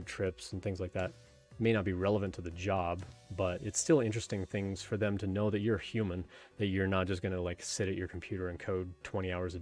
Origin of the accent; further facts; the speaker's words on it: Canada; I grew up in Canada and I played ice hockey for 12 years